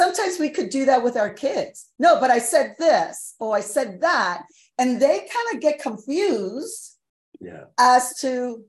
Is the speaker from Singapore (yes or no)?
no; New York, United States; I'm a New Yorker.